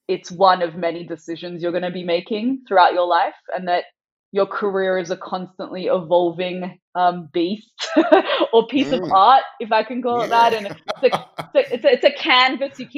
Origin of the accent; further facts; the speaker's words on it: Sydney, New South Wales, Australia; first language Farsi; English is a second language; moved away as an adult; also born or lived in San Francisco, United States; despite growing up in Sydney and being born, bred